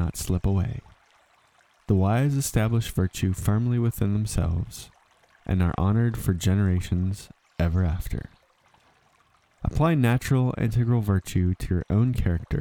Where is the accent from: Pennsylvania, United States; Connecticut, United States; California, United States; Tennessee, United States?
Pennsylvania, United States; southwestern; moved away as an adult; also born or lived in Germany; my southwestern Pennsylvania experience was an echo of three or four generations past